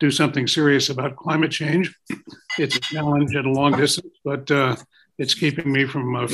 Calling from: Florida, United States; I'm calling you from Florida, uh, although my primary home is in Maine

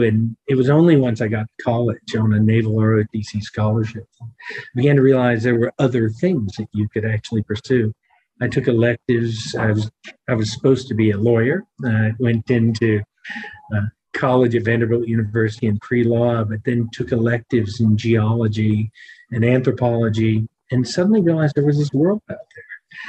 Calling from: Johannesburg, Gauteng, South Africa; I'm in Johannesburg, South Africa.

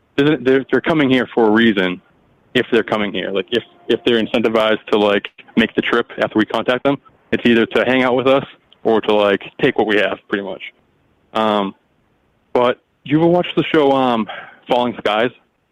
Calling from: Massachusetts, United States; from Mass, the ….

